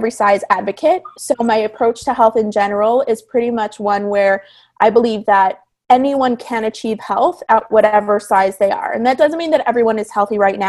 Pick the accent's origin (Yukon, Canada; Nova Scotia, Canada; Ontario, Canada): Ontario, Canada; Toronto; moved away as an adult; now in California, United States; I'm originally from Toronto. So when I moved from Toronto to California